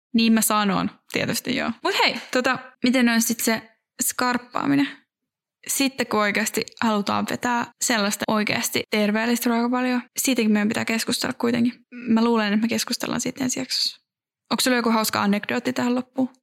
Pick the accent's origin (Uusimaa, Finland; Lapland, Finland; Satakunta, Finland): Uusimaa, Finland; Järvenpää; Järvenpäällä, joka on mun, mun, missä mä oon syntynyt ja kasvanut